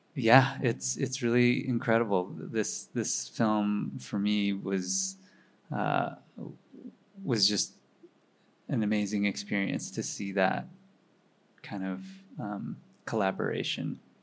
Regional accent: Minnesota, United States; now in New York, United States; my parents were Chinese immigrants, and I grew up in Minnesota

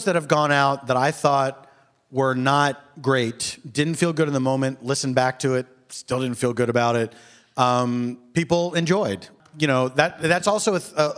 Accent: Philadelphia, Pennsylvania, United States; Philadelphia, my hometown

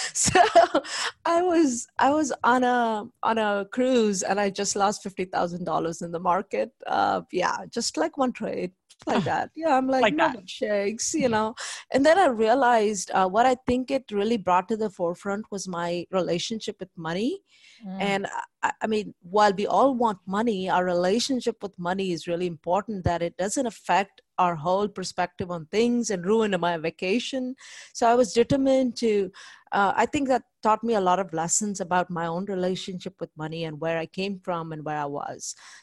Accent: India; moved away as an adult; now in United States; I came from India here in 1998. I went to College Station, Texas A&M

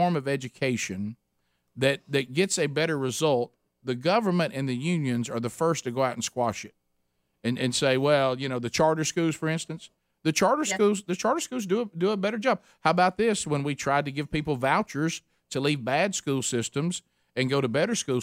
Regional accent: Alabama, United States; We're from Alabama

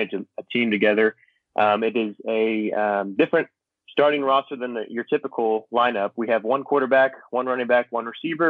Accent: a city north of Dallas, Texas, United States; also born or lived in Oklahoma City; I'm from a city north of Dallas

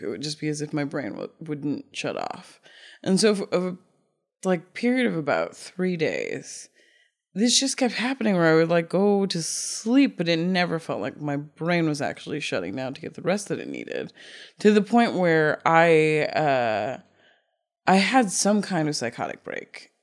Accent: Cape Cod, Massachusetts, United States; moved away; also born or lived in Brooklyn; I grew up in Cape Cod

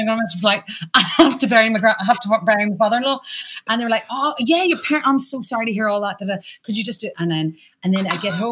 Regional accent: Ireland; accent: Irish

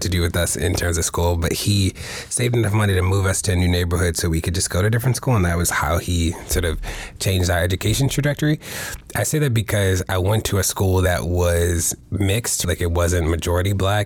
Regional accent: Baltimore, Maryland, United States; moved away as an adult; also born or lived in Maine / New York; I'm from Baltimore, born and raised in the city.

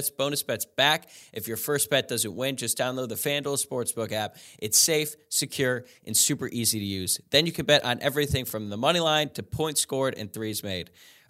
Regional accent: Louisville, Kentucky, United States; So obviously I'm from Louisville.

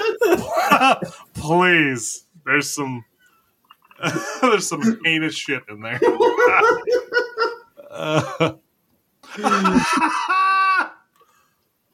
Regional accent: United States; we're American

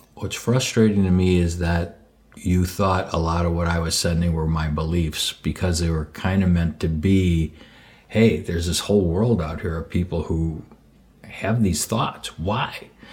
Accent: Skokie, Illinois, United States; I was born and raised in Skokie

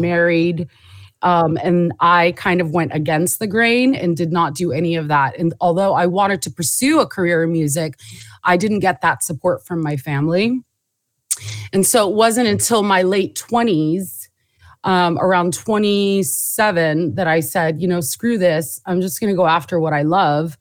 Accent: Southern California, United States; also born or lived in Jordan / New York; I was born in Jordan, moved to the States when I was, in the seventies when I was three. Um, grew up in Southern California

